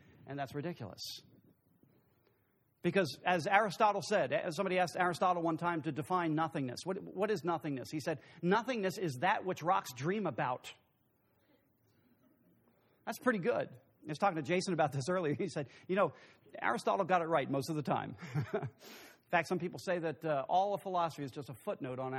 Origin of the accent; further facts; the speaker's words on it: United States; I'm from Brooks County